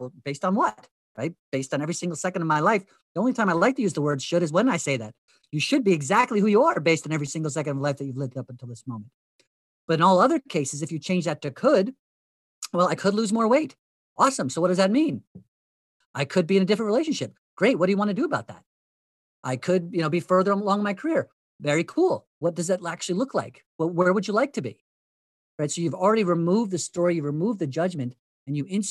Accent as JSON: {"language": "English", "area": "Hunterdon County", "region": "New Jersey", "country": "United States", "tie": "born or raised there", "said": "where I grew up in Hunterdon County, New Jersey"}